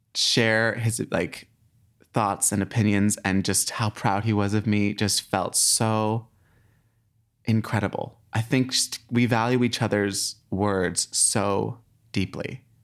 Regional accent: Abilene, Texas, United States; moved away; I was born in Abilene, Texas, a tiny little town in Texas

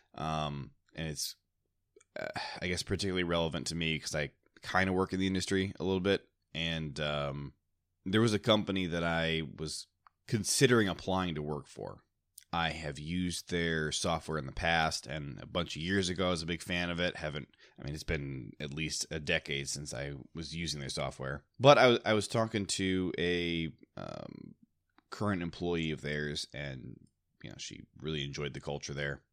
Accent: Ohio, United States; moved away; I grew up in Ohio and am very fond of the Browns for that reason

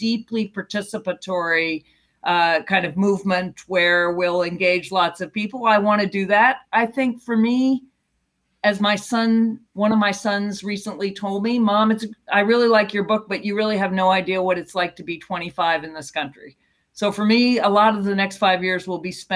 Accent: United States; as an American and as a citizen

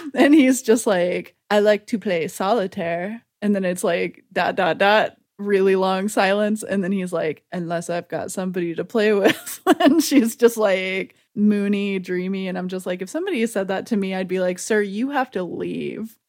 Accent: the South, United States; I'm from the South

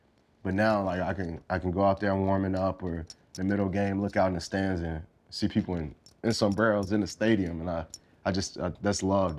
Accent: El Paso, Texas, United States; moved away; I'm from El Paso, Texas

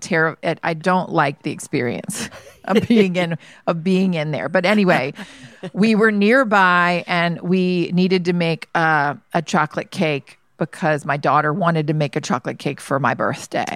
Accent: Georgia, United States; moved away; I grew up in Georgia

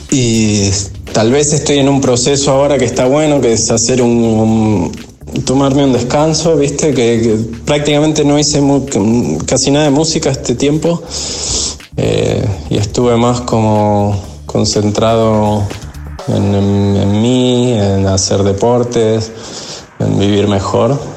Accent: Argentina; nunca viví las fechas de ningún lado como viví las de Argentina

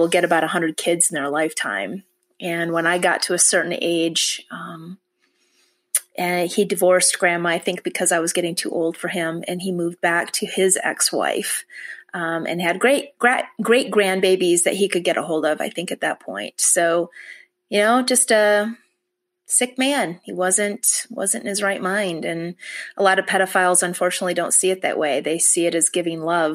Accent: Michigan, United States; I was born in Michigan, and that's where I was raised as well

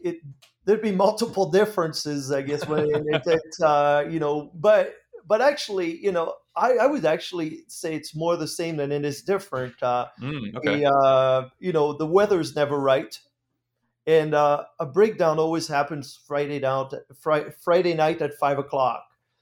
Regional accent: France; English is a second language; moved away as an adult; Well, I grew up in France in a farming family. Actually, my heritage is Dutch. My grandparents moved from the Netherlands to France after the Second World War.

